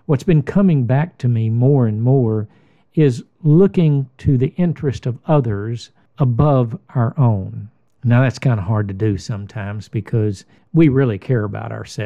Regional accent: United States; I'm an American

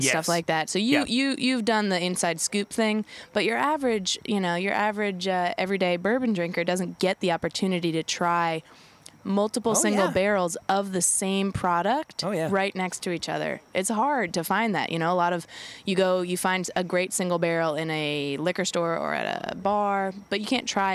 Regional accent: Lexington, Kentucky, United States; I grew up in Lexington

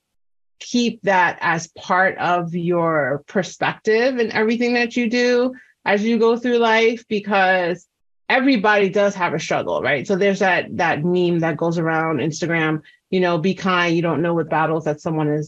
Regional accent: New York City, New York, United States; I'm from New York City, before Google Maps.

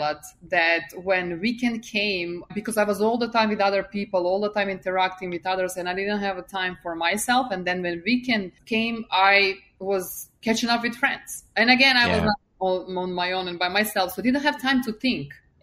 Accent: Serbia; English is a second language; moved away as an adult; now in United States; I left hometown to finish university. And then I moved from Serbia to US

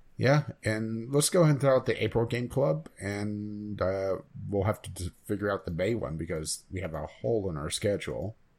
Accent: West Virginia, United States; my home state

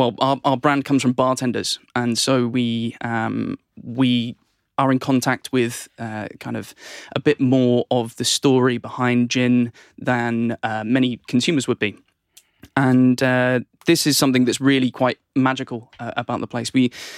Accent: England, United Kingdom; I'm the only Englishman for the company, so...

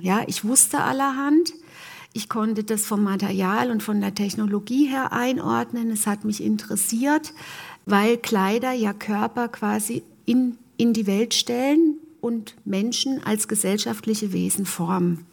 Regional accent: Germany; ich komme äh, aus der Gegend Martin Luthers

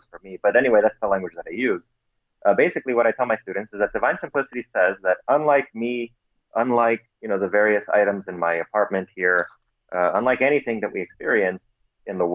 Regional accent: United States; My parents are Pentecostals from Romania, and so I grew up in the Romanian Pentecostal Church here in the American diaspora.

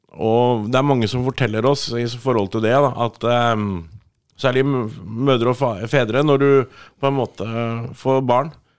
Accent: Sandefjord, Vestfold, Norway; now in Årnes, Norway; jeg er fra Sandefjord, men jeg kom bo på, i Skærbygda, rett ved Årnes nå

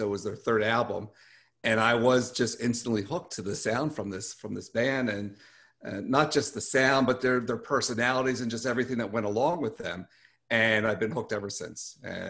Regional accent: Lake Worth, Florida, United States; I'm from Lake Worth, which is in South Florida.

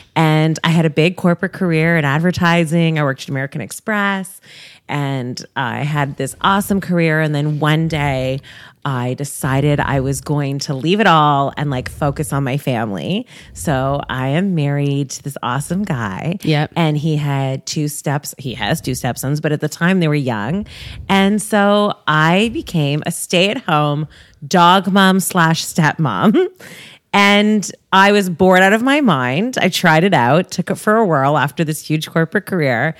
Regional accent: Toronto, Ontario, Canada; I'm a Toronto girl, born and raised

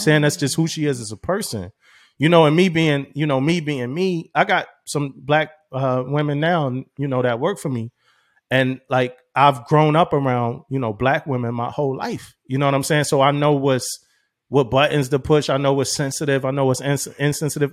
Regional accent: Philadelphia, Pennsylvania, United States; moved away as an adult; growing up in Philly

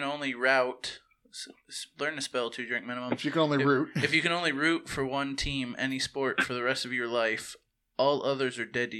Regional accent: Florida, United States; I grew up here in Florida.

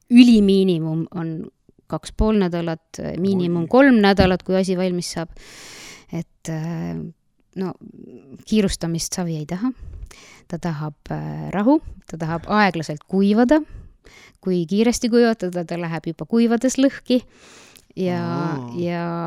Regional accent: Nõo, Tartu County, Estonia; tulen siitsamast Nõost põhimõtteliselt olen vist peaaegu kogu elu elanudki Nõos, välja arvatud kolm esimest aastat, kui ma olin Tartu linnapreilna no sündisin seal

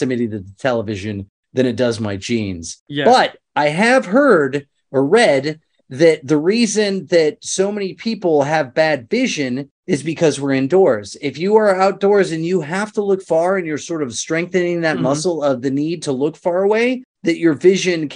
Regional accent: Indiana, United States; I grew up in Indiana

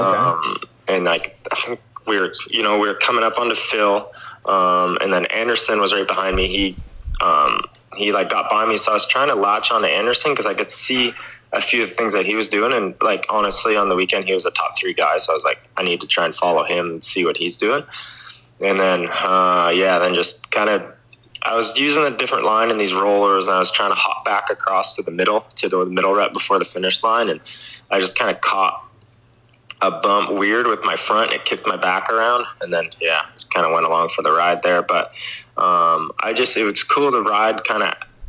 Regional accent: Canada; I'm the Canadian, one of the top dogs in Canada

